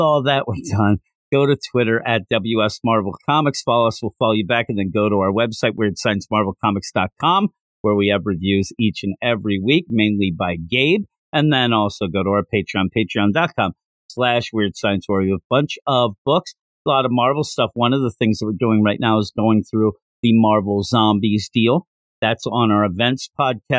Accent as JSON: {"language": "English", "town": "Philadelphia", "region": "Pennsylvania", "country": "United States", "said": "I'm from the Philadelphia area"}